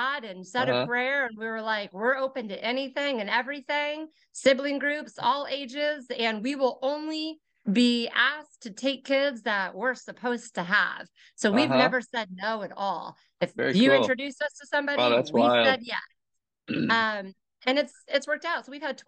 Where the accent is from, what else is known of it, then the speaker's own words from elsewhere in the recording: Westfield, Indiana, United States; I was born and raised in Westfield. So I'm a 40-year resident.